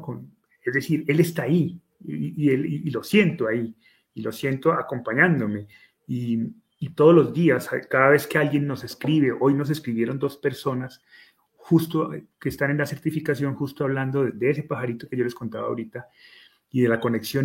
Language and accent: Spanish; Colombia; en mi país, que de esos sobran en Colombia